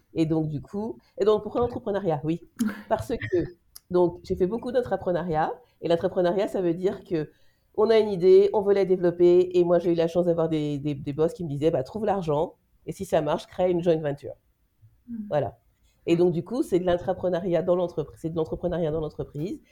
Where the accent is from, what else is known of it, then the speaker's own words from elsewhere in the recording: France; now in Belgium; moi je suis française en Belgique